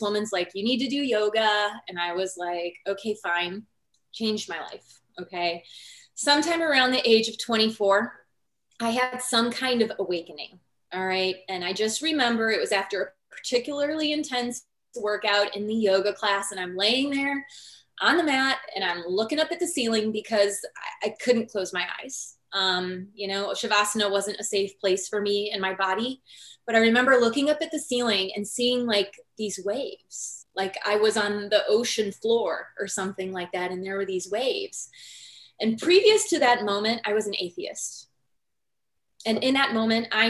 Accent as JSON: {"language": "English", "region": "Northwest Indiana", "country": "United States", "said": "I'm from Northwest Indiana. I grew up in a family that didn't know that like chiropractic existed"}